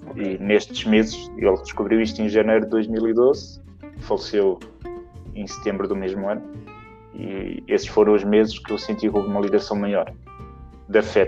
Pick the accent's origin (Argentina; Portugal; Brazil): Portugal; Sintra, Lisbon; moved away as an adult; also born or lived in Queluz / Bicesse; now in Cascais, Portugal; sou da Serra das Minas, que foi onde, onde criei as minhas memórias, onde fui criado